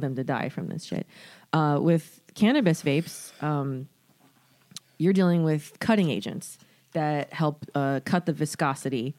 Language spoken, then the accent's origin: English; Florida, United States; I'm from Florida.